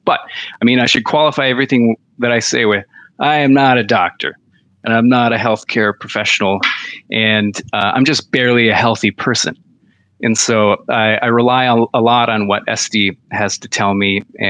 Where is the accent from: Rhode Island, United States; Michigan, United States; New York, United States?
Michigan, United States; this hospital, which Sparrow Hospital, my hometown hospital, and the number of beds that they've got